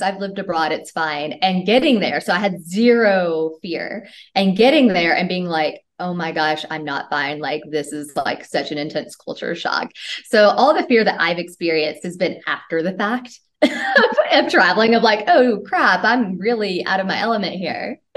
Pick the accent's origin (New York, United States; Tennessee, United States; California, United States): Tennessee, United States; moved away as an adult; I'm from Tennessee in the US. And um, I left, well, I started traveling when I was 19 years old from the US.